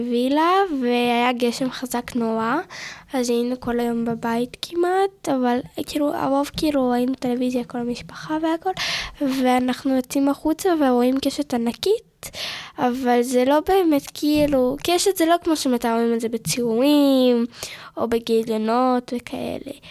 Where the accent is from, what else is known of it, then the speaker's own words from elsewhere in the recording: Jerusalem, Jerusalem District, Israel; ואני באה מירושלים.